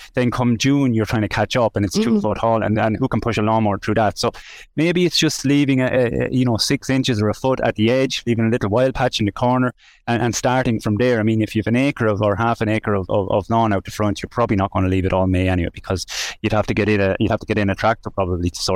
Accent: Mountmellick, Laois, Ireland; I'm from Mount Mellick. I spent my childhood on the bog

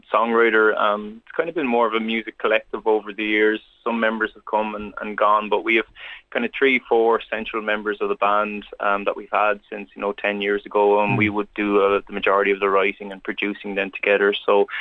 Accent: Wexford, Leinster, Ireland; now in Dublin, Ireland; we're all from Wexford. We all know each other from growing up together in Wexford and in the southeast.

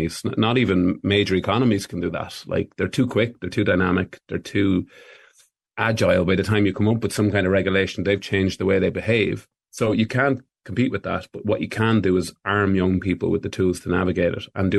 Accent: Ireland; we've proven ourselves as Irish people

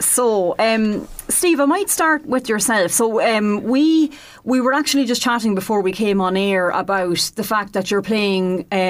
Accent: Leinster, Ireland; accent: Laois; the same Leash accent as I do.

